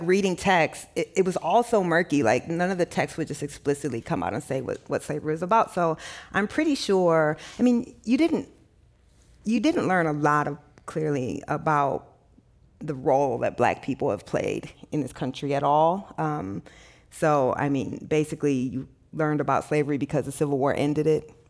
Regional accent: Midwest, United States; I didn't grow up in the South, I grew up in the Midwest

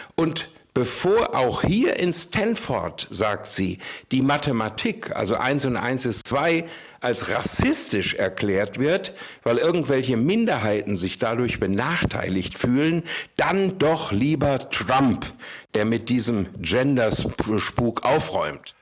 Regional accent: Germany; now in San Francisco, United States; bei uns in Deutschland

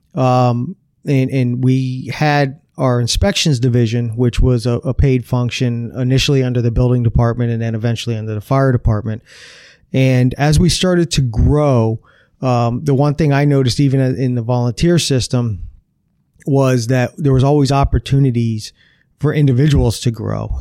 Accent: Broward County, Florida, United States; also born or lived in Coral Springs; I was born here in Broward County, uh, back in nineteen seventy. Uh, and I've lived in Broward County my whole life

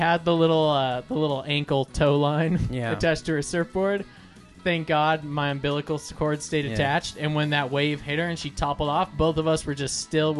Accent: Anaheim, California, United States; growing up in Anaheim

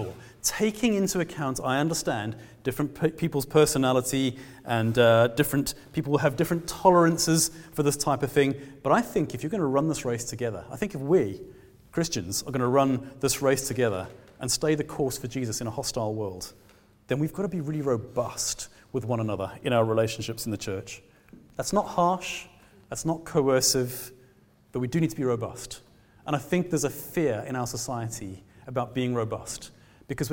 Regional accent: South Africa; now in Glasgow, United Kingdom; I'm a South African man

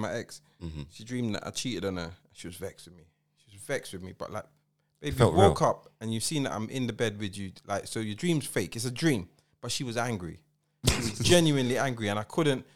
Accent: England, United Kingdom; I am English. I'm English

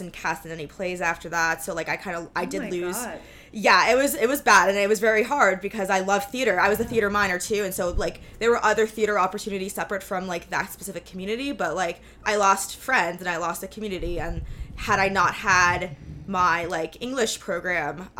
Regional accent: New York City, New York, United States; I'm from New York City

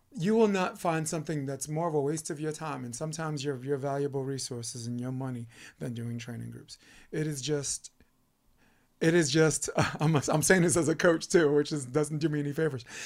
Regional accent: New York, United States; I'm from New York

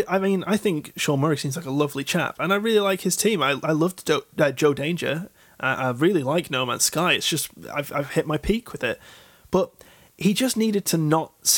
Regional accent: United Kingdom; I'm a British man

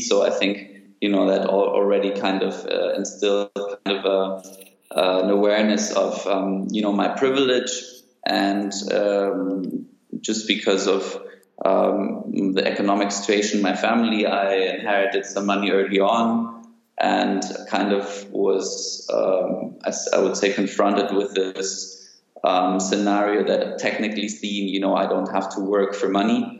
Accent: Munich, Bavaria, Germany; also born or lived in Athens, Greece; born and raised in Munich with stints in Athens

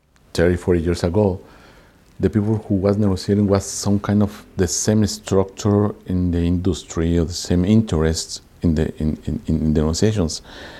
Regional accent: Mexico City, Mexico; English is a second language; I born in Mexico City and I am economist.

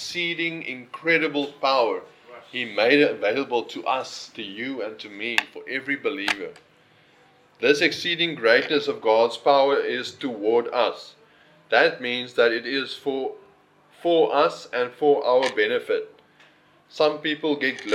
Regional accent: Northern Cape, South Africa; now in Sir Lowry's Pass, South Africa; I come from the Northern Cape

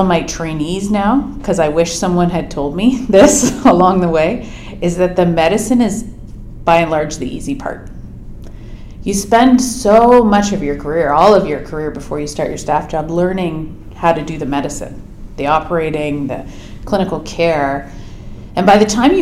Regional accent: Oakville, Ontario, Canada; also born or lived in Edmonton, Alberta / Waterloo, Ontario; I grew up in Ontario, mostly in Oakville, just outside of Toronto

